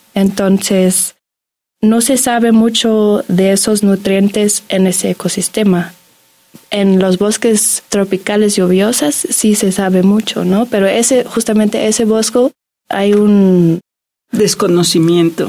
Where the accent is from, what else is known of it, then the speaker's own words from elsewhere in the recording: Germany; Spanish is a second language; moved away as an adult; now in Mexico; yo nací en Alemania y vengo acá y tengo la oportunidad de aprender la lengua, la cultura